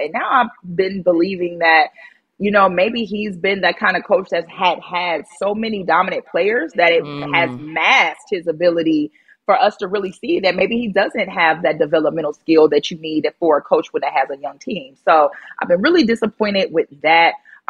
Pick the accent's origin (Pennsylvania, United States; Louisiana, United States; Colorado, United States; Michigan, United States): Michigan, United States; Detroit; my hometown team